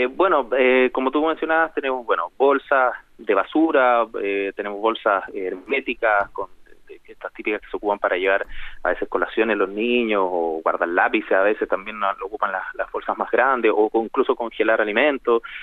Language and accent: Spanish; Chile; nosotros tenemos como chilenos